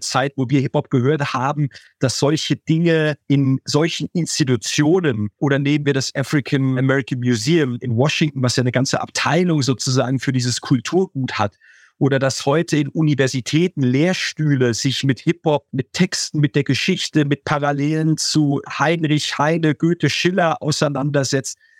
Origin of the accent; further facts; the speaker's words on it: Heidelberg, Baden-Württemberg, Germany; ich bin in Heidelberg groß geworden